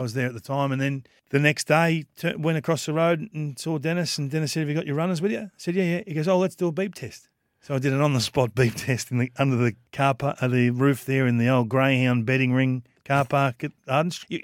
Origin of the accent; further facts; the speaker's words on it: Kilmore, Victoria, Australia; I'm from Kilmore